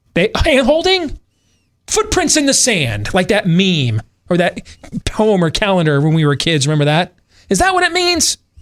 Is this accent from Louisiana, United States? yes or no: no; Grand Rapids, Michigan, United States; Growing up in West Michigan, going to the public schools in Grand Rapids